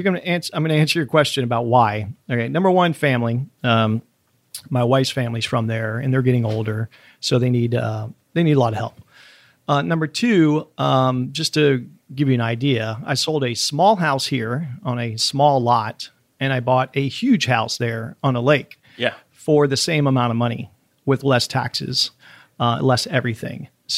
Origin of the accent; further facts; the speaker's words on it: Florida, United States; now in Miami, United States; I grew up in Central Florida on a farm, you know, walking on fences and, you know, definitely, you know, Mark Twain or Huckleberry Finn kind of stuff.